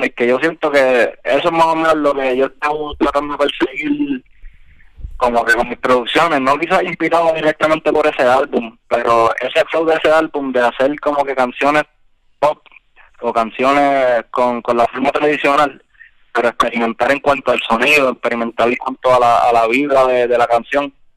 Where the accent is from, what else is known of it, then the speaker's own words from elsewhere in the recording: Puerto Rico; que venimos de PR, que tenemos la visión de PR, y eso se refleja en nuestra música